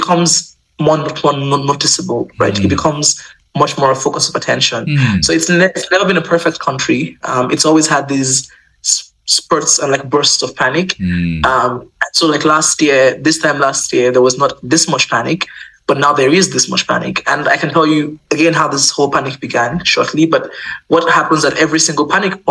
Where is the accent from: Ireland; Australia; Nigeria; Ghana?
Nigeria; moved away; also born or lived in Uganda; I'm not Ugandan, you know, I'm Nigerian. I lived in Uganda, went to school there